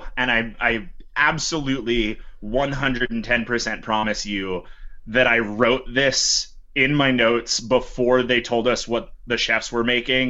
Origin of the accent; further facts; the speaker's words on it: Ohio, United States; we're from Ohio